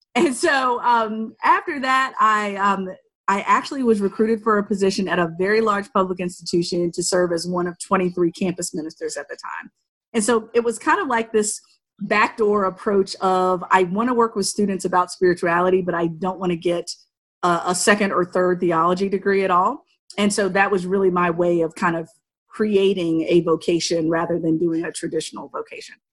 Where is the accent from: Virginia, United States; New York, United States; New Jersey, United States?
Virginia, United States; Altavista; moved away as an adult; also born or lived in Shenandoah Valley, Virginia; I was born and raised in Southern Virginia, right outside of Lynchburg, Virginia, in this small town called Alta Vista